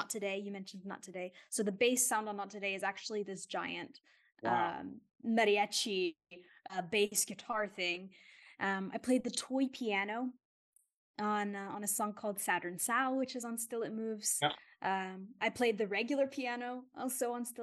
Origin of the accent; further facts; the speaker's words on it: Houston, Texas, United States; moved away as an adult; also born or lived in Queens, New York; now in Italy; I went to university in my hometown at a very, a very for the people school in a pretty rough neighborhood in the inner city of Houston, Texas